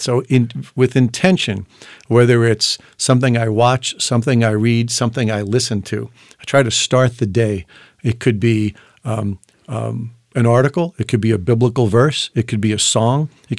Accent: New York, United States; I'm from New York, so I can

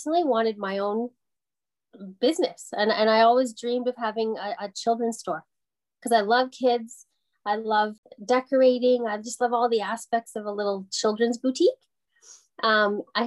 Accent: Porter's Lake, Nova Scotia, Canada; now in Lanark County, Canada; I'm actually from Porter's Lake, so it's just outside of Halifax, Nova Scotia, born and raised there.

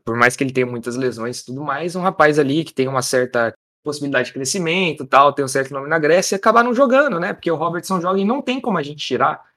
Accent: Brazil; sou do Brasil.

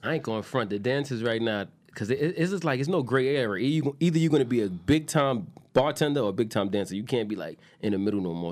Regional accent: New York City, New York, United States; I'm from Queens, too

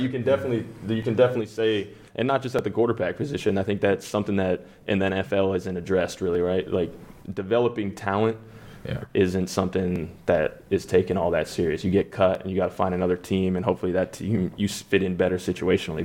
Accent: Denver, Colorado, United States; Denver. Um, that's my home. Mm-hmm. That's my hometown.

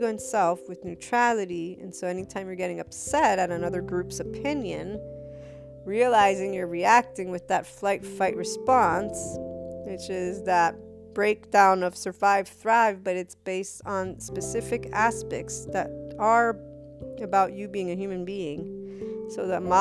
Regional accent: United States; I thought as an American

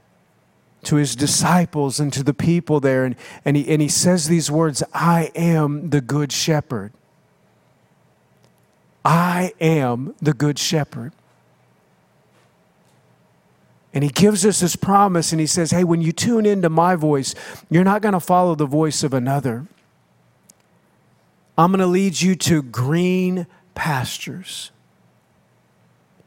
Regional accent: United States; moved away as an adult; also born or lived in Oklahoma / Minnesota; now in Florida, United States; I grew up in Oklahoma and Minnesota

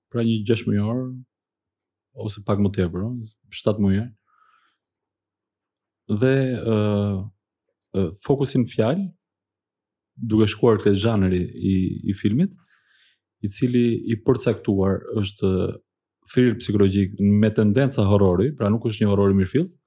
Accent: Athens, Attica, Greece; jam rritur në Athin, aty e kam kryer, dhe studimet e mesme dhe të larta

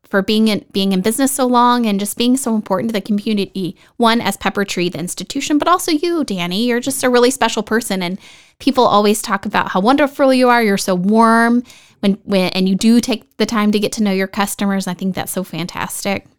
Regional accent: Dallas Fort Worth area, Texas, United States; now in Vista, United States; I'm originally from the Dallas Fort Worth area

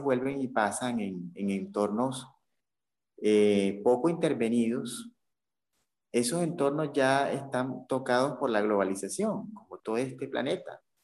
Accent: Caribbean Region, Colombia; más que colombiano me siento como caribeño

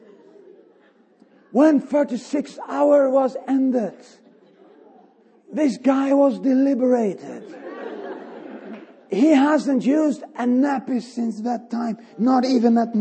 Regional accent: Sweden; I'm from Sweden

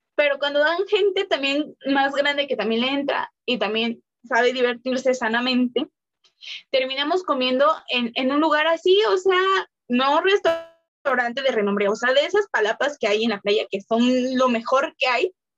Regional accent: Mexico; nosotros como mexicanos

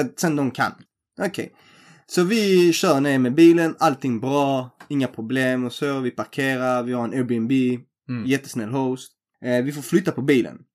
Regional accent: Helsingborg, Skåne, Sweden; vi är från Sverige. Ja. Så han bara, var är från Sverige? Så jag Helsingborg

